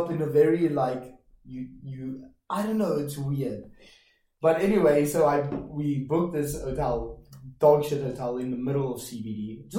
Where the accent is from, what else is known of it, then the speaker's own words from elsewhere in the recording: Johannesburg, Gauteng, South Africa; now in Budapest, Hungary; my hometown, Joburg, and I know the Joburg CBD.